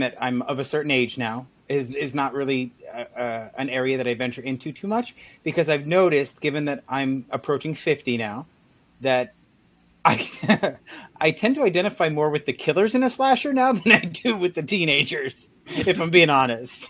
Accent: United States; I grew up in America

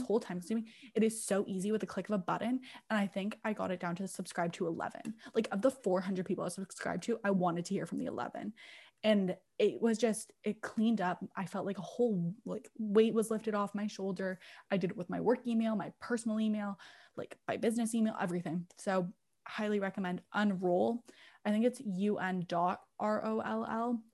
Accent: England, United Kingdom; I'm English, so English as in England

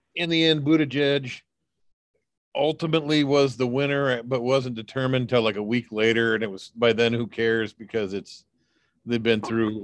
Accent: United States; as an American

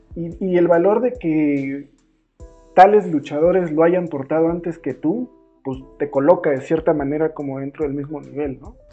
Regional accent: Tulancingo, Hidalgo, Mexico; yo soy de Tulancingo

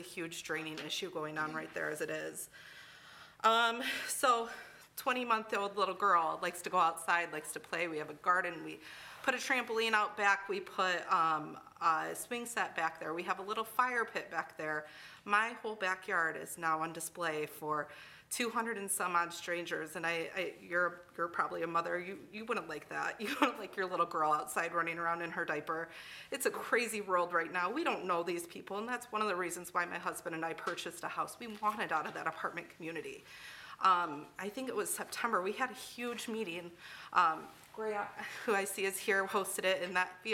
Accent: Grand Rapids, Michigan, United States; now in Midland, United States; we're not from the area. We're from Grand Rapids

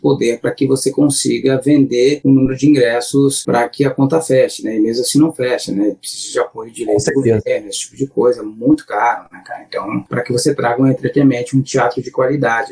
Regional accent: Santo Amaro da Imperatriz, near Florianópolis, Santa Catarina, Brazil; moved away; eu sou de Santa Amaro, uma, tá? uma cidade que é do lado de Floripa

